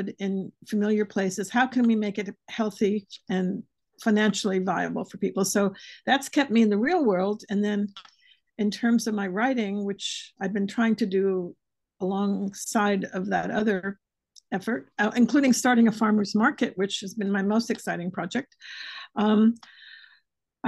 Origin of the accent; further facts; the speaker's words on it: New York City, New York, United States; also born or lived in San Francisco / Boston / Millinocket, Maine; now in St. Petersburg, Florida, United States; growing up in Greenwich Village